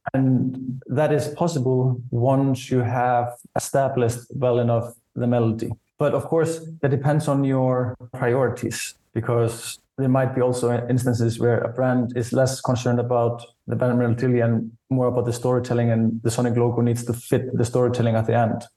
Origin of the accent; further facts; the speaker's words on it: Iceland; So I grew up in Iceland, and the first Icelandic rap I was exposed to was actually from a commercial.